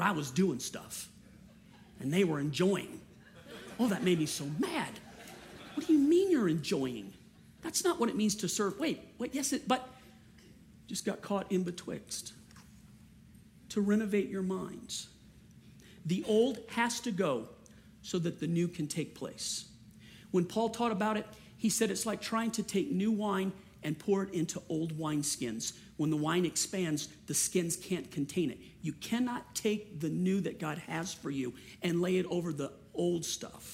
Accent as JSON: {"language": "English", "area": "Cajun", "region": "Louisiana", "country": "United States", "said": "I'm a Cajun"}